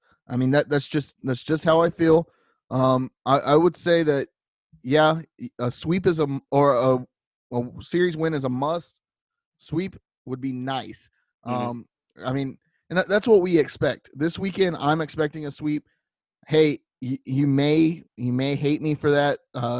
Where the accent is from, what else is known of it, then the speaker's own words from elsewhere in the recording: Tinley Park, Illinois, United States; I'm from Tinley Park. The listeners don't know anything about that.